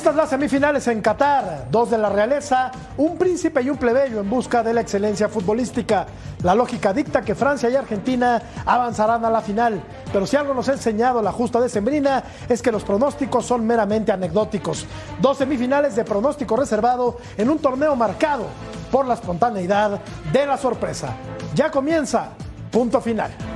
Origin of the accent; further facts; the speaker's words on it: Mexico City, Mexico; soy mexicano